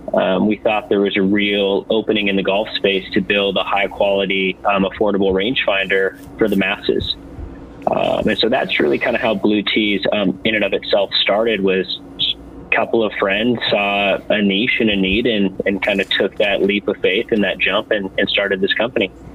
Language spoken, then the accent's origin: English; California, United States; we're all from California